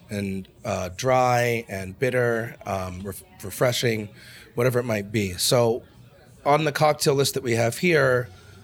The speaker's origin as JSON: {"language": "English", "town": "Boston", "region": "Massachusetts", "country": "United States", "moved": "yes", "lives_now": "Los Angeles, United States", "said": "I come from Boston."}